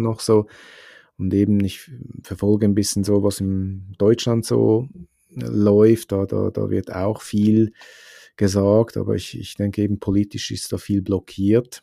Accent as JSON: {"language": "German", "country": "Switzerland", "said": "bei uns in der Schweiz"}